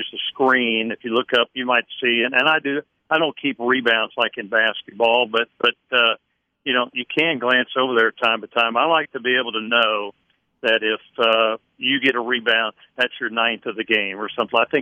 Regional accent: Middletown, Ohio, United States; I grew up in Middletown, Ohio

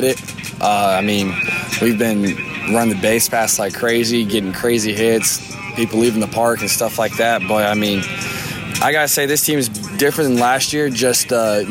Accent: Sarasota, Florida, United States; I'm from South Florida, Sarasota area

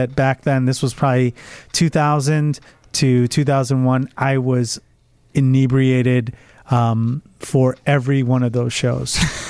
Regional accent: Oak Brook, Illinois, United States; a kid we grew up with in Oak Brook

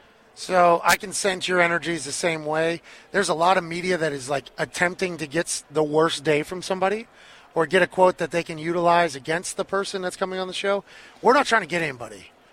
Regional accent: Pittsburgh, Pennsylvania, United States; I'm from Pittsburgh.

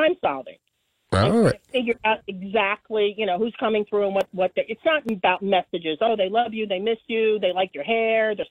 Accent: New York City, New York, United States; now in New Brunswick, United States; born and raised in Brooklyn

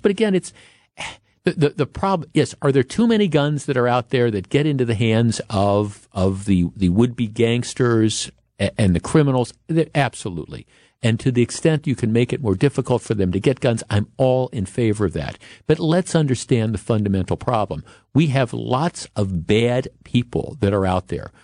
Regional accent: Glendale, Wisconsin, United States; I grew up in Glendale, and we used to, there used to be a theater on, on Mill Road

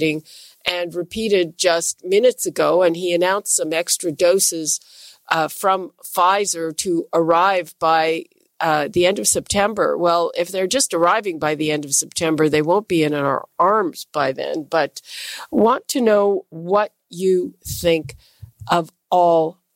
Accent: Montreal, Quebec, Canada; I'm from Montreal

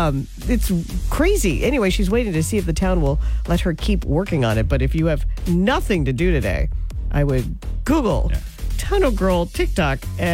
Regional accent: United States; I'm 58, and I grew up on the Snake River. Not in Jackson Hole, Wyoming

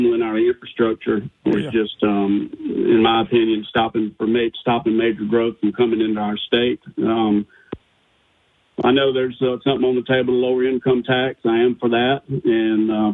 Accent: Monroe, Louisiana, United States; I'm basically born and raised in Monroe, Louisiana for most of my life

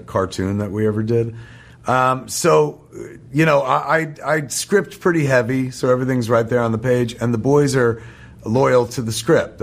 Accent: New Jersey, United States; the folks in New Jersey forged me

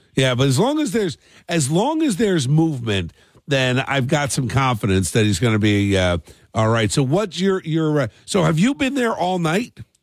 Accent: New Jersey, United States; growing up in South Jersey

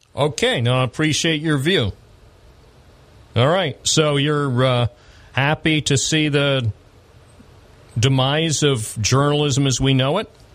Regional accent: United States; When I grew up in America

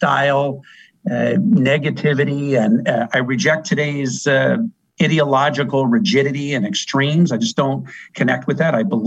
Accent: Bellingham, Washington, United States; now in Seattle, United States; We both went to the same high school, Seaham High School in Bellingham. We grew up in Bellingham

